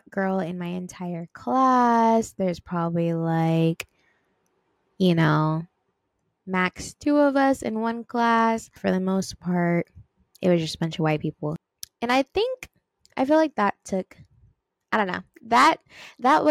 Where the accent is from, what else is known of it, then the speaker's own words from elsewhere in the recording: Long Beach, California, United States; Born and raised in Long Beach, California